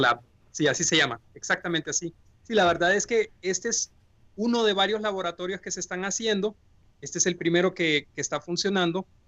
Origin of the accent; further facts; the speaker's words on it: Honduras; moved away as an adult; also born or lived in Tübingen, Germany / Bonn, Germany